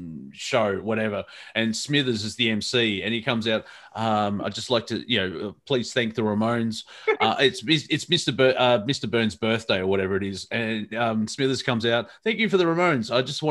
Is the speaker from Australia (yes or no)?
yes; Australia; being Australian